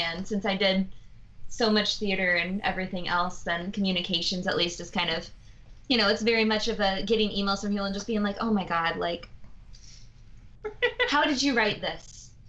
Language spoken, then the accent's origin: English; Indiana, United States; moved away; also born or lived in Pennsylvania / Iowa; I was born in Pennsylvania, grew up in Indiana, and then moved to Iowa. So, like, just everywhere where there's corn.